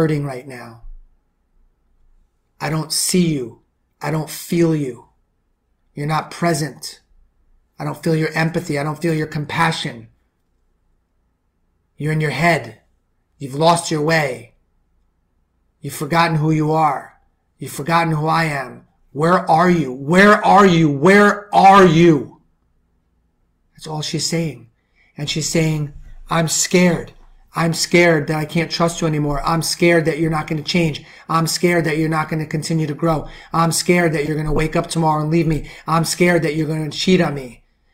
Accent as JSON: {"language": "English", "town": "New York City", "region": "New York", "country": "United States", "said": "I'm from the Bronx."}